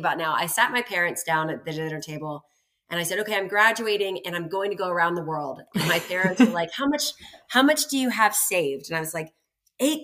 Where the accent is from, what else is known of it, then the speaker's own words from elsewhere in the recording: Atlanta, Georgia, United States; also born or lived in Tallahassee; I was raised in Atlanta, which is where I am now in Sandy Springs